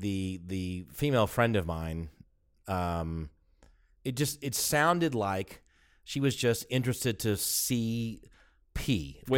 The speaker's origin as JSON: {"language": "English", "town": "Atlanta", "region": "Georgia", "country": "United States", "said": "Oh, I do too. Hey, I'm from Atlanta."}